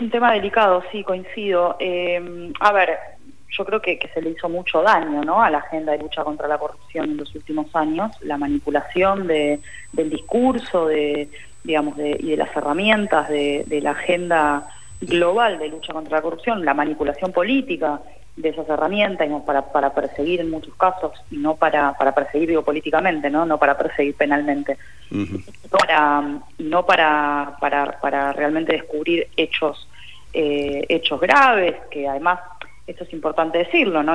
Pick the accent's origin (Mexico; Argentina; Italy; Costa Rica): Argentina